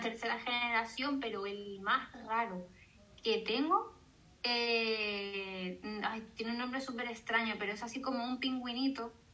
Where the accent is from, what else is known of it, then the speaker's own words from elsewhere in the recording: Canary Islands, Spain; soy canaria